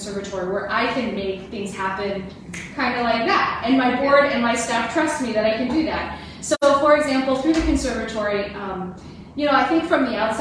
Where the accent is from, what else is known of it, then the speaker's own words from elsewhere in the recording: Miami, Florida, United States; moved away as an adult; also born or lived in Colorado; now in Wausau, United States; I grew up in Florida. I'm from Miami originally